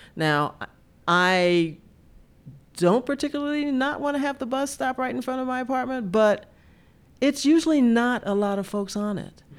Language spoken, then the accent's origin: English; Deep South, United States; I grew up in the Deep South and lived through the civil rights era of the sixties